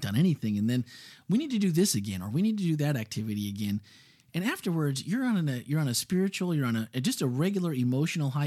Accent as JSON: {"language": "English", "region": "Midwest", "country": "United States", "tie": "born or raised there", "moved": "yes", "lives_now": "Florida, United States", "said": "growing up in the Midwest where you have a basement."}